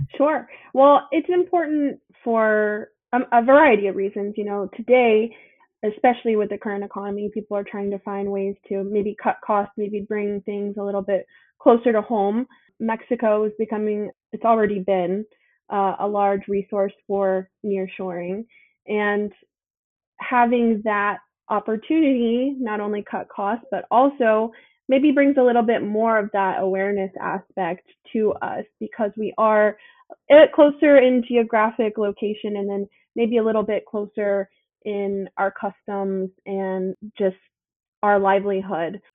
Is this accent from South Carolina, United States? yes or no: yes; Charleston, South Carolina, United States; I am born and raised here in Charleston, South Carolina.